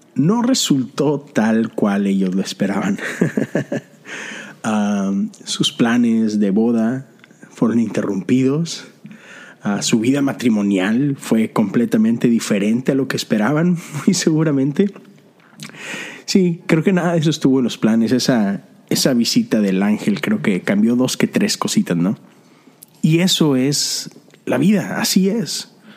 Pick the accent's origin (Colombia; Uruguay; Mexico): Mexico; moved away as an adult; now in Houston, United States; yo soy extranjero, soy mexicano viviendo en la ciudad de Houston, Texas